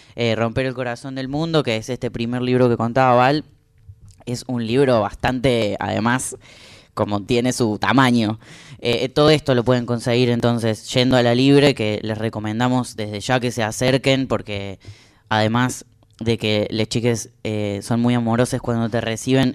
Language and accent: Spanish; the interior, Argentina; también soy una persona de eso que llaman el interior